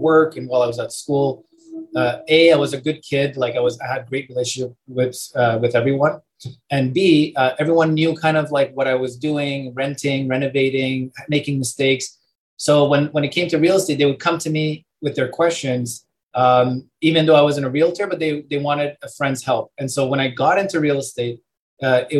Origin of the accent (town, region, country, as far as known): Canada; born or raised there; also born or lived in Europe